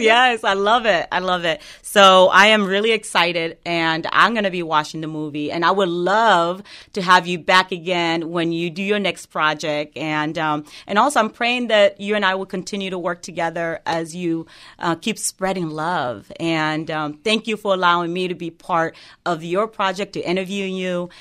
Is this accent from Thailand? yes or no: no; Guinea; now in United States; I was born and raised in West Africa, Guinea